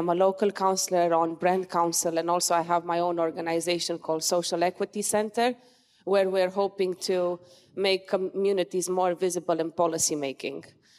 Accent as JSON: {"language": "English", "country": "Romania", "moved": "yes", "lives_now": "United Kingdom", "said": "in my home country, in Romania"}